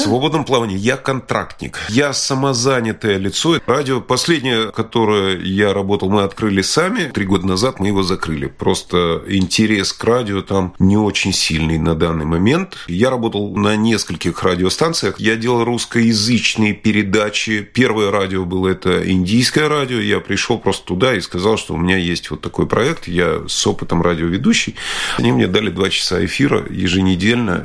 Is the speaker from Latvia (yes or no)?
yes; Latvia; moved away as an adult; now in London, United Kingdom; я горд был тем, что я родился в Латвии, и мне Латвия всегда нравилась. И да, мне нравится эта страна, это моя родина